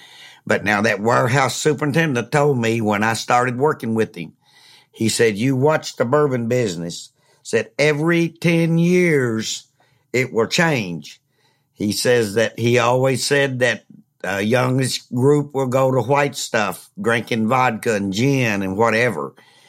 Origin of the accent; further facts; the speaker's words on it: Lawrenceburg, Kentucky, United States; Well, and I'm from Lawrenceburg.